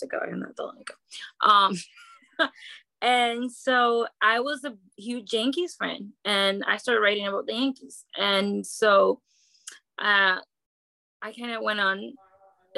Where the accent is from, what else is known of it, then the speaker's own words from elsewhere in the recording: Dominican Republic; moved away; I grew up in the Dominican Republic